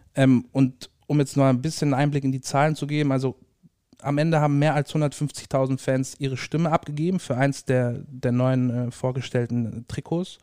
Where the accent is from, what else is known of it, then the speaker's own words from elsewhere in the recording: Ulm, Baden-Württemberg, Germany; moved away as an adult; now in Dortmund, Germany; ursprünglich gebürtig aus Ulm, Süden Deutschlands